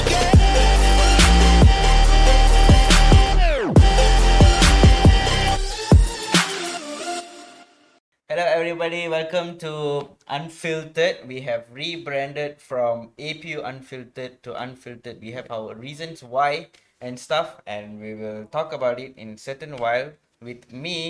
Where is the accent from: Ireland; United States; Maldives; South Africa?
Maldives; moved away as an adult; now in Malaysia; I am born and raised in the beautiful country of the Maldives